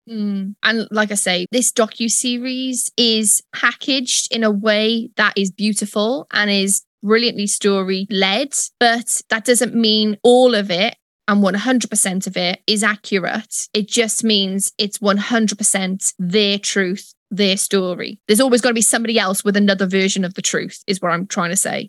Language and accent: English; United Kingdom; I am British